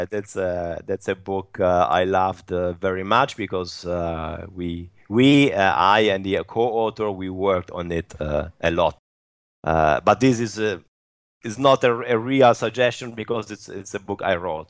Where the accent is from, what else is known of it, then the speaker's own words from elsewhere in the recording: Turin, Piedmont, Italy; my hometown, which is Turin